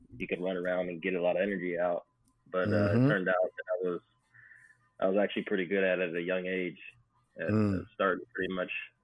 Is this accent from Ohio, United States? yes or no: yes; Wickliffe, Ohio, United States; moved away as an adult; also born or lived in Louisville, Kentucky; In a little town called Wickliffe, Ohio. It's about 15 minutes east of Cleveland